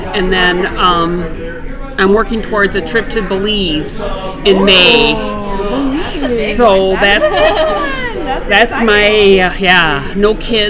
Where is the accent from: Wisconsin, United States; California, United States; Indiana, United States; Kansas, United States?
Wisconsin, United States; Originally from Wisconsin.